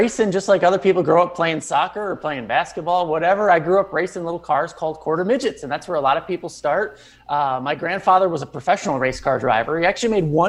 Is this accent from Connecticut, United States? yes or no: yes; Connecticut, United States; But I grew up in Connecticut.